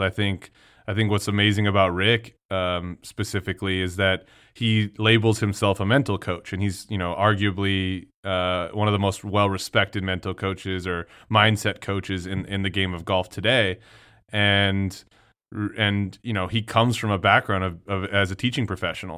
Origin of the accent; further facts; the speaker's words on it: El Paso, Texas, United States; growing up in El Paso, Texas